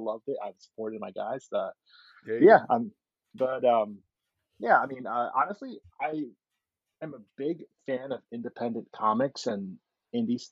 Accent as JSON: {"language": "English", "town": "New York City", "region": "New York", "country": "United States", "tie": "born or raised there", "said": "As a kid, I grew up in New York City"}